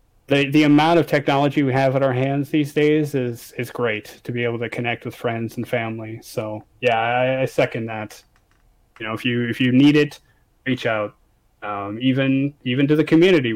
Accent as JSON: {"language": "English", "country": "Canada", "moved": "yes", "lives_now": "France", "said": "I'm from Canada. I live in France"}